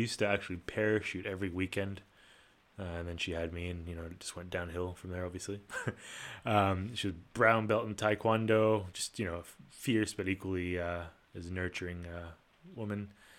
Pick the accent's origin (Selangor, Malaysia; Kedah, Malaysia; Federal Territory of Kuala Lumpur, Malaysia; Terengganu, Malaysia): Federal Territory of Kuala Lumpur, Malaysia; Kuala Lumpur; also born or lived in Singapore; I was born in Kuala Lumpur, Malaysia. Come from a fairly diverse background. My mom's Malaysian and my dad's Italian. Sort of in addition to the diversity at home, I was also privileged to grow up in the international or expat community in Kuala Lumpur